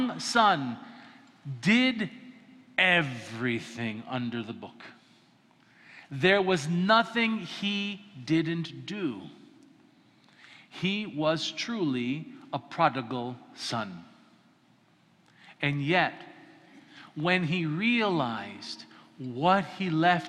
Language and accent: English; Colorado, United States; I grew up in Colorado and there's prairies